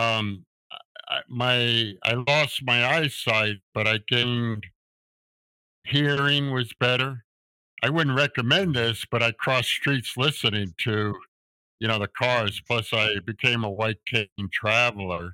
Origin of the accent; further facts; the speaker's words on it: New York City, New York, United States; I grew up in New York City with my mom